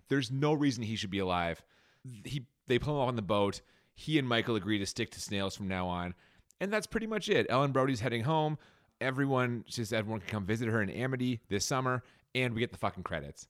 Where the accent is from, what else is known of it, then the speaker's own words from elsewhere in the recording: Canada; we're Canadian.